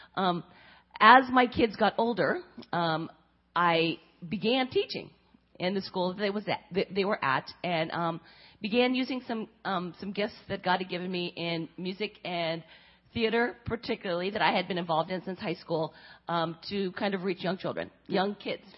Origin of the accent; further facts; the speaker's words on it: California, United States; moved away as an adult; also born or lived in Korea / Pennsylvania; now in Cincinnati, United States; raised in California